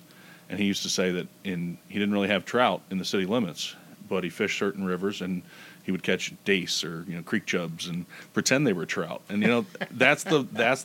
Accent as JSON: {"language": "English", "region": "Maryland", "country": "United States", "tie": "born or raised there", "lives_now": "Baltimore, United States", "said": "I live in the city and, you know, grew up in the suburbs."}